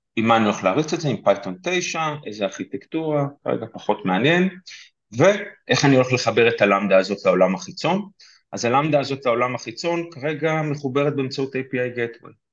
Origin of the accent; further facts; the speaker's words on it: Petah Tikva, Central District, Israel; אני פתח תקוואי גאה